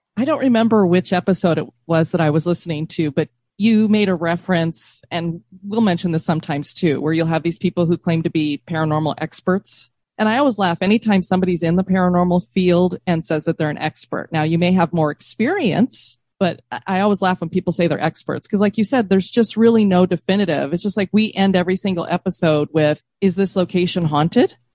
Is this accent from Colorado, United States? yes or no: yes; Denver, Colorado, United States; now in Florida, United States; I grew up in Denver